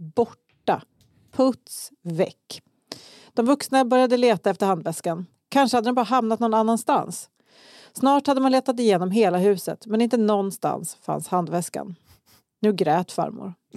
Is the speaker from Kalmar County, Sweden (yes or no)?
yes; Kalmar, Kalmar County, Sweden; jag växte upp i Kalmar också